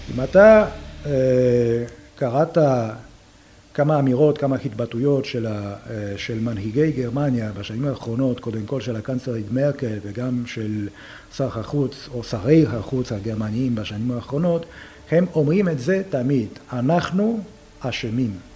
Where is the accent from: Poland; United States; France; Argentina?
Poland; Hebrew is a second language; now in Israel